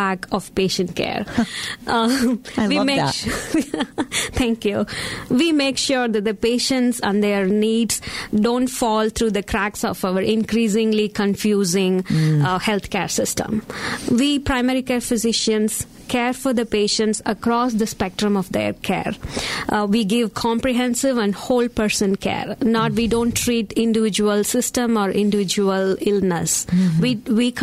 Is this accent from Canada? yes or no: no; India; moved away; I was born and brought up in India, which is an totally east of the world